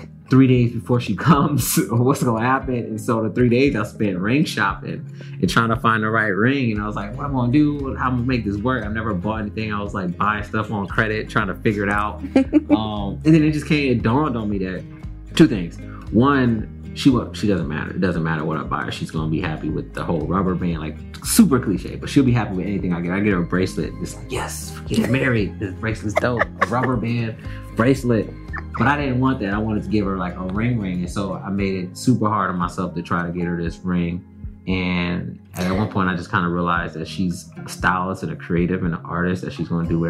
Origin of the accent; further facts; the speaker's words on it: Cleveland, Ohio, United States; moved away as an adult; now in Los Angeles, United States; we're from Cleveland. Like, we're proud of being from Cleveland